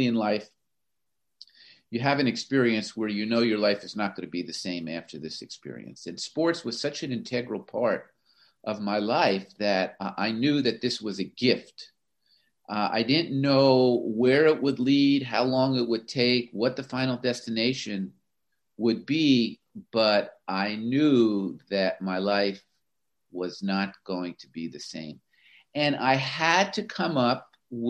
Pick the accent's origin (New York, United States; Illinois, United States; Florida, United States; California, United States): Florida, United States; moved away as an adult; also born or lived in Pennsylvania; I grew up in Florida